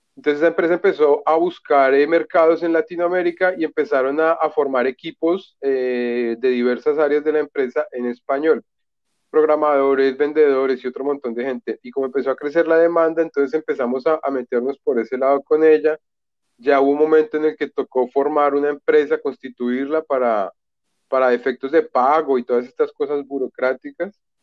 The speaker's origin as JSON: {"language": "Spanish", "region": "Bogotá", "country": "Colombia", "moved": "as an adult", "lives_now": "Florianópolis, Brazil", "said": "Yo soy de Bogotá"}